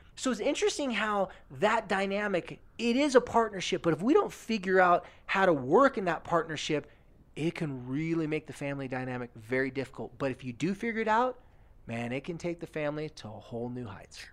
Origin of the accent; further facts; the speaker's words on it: California, United States; moved away; also born or lived in American Fork, Utah; my hometown in California